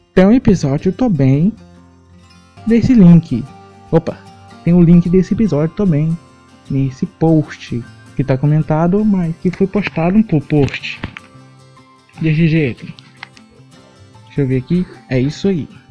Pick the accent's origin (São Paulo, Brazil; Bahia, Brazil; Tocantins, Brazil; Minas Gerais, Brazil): Tocantins, Brazil; sou tocantinense